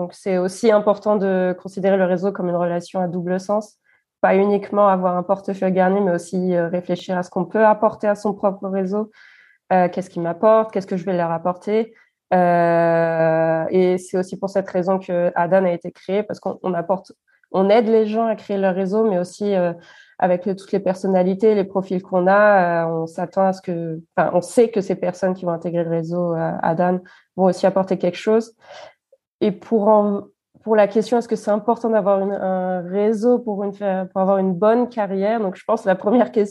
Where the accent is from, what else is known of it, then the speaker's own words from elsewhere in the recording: France; now in Germany; ça m'a manqué par rapport à ce que où j'ai grandi en France. Quand j'étais en, en, France, je trouve que c'est quelques, enfin, les milieux où j'étais, c'était beaucoup plus diversifié